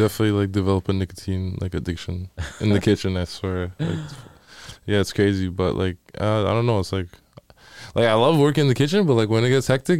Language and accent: English; Toronto, Ontario, Canada; born there; now in Vancouver, Canada; I was born in Toronto, and then I moved to Vancouver 2016.